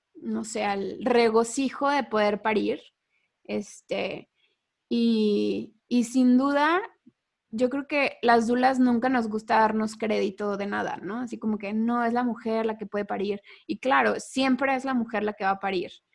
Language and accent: Spanish; Mexico; nosotras tres somos mexicanas